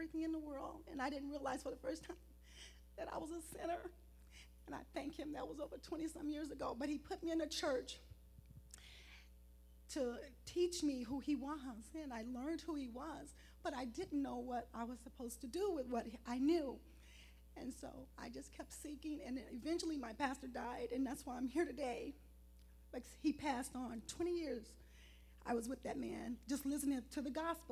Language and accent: English; Chicago, Illinois, United States; moved away as an adult; now in California, United States; I'm from Chicago.